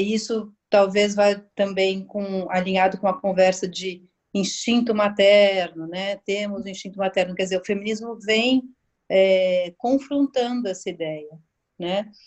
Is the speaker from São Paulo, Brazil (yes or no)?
yes; São Paulo, Brazil; eu sou aqui de São Paulo